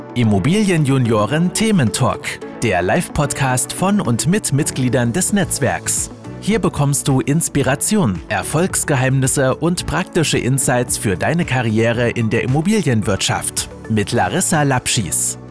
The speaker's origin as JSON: {"language": "German", "town": "Aachen", "region": "North Rhine-Westphalia", "country": "Germany", "tie": "born or raised there", "said": "Aber erstmal ist Aachen halt meine Heimatstadt. Hier bin ich geboren, hier bin ich aufgewachsen"}